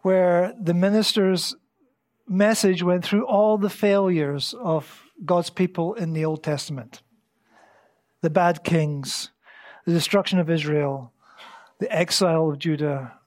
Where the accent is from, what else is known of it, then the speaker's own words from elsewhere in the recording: Scotland, United Kingdom; moved away as an adult; now in Antalya, Turkey; I grew up in Scotland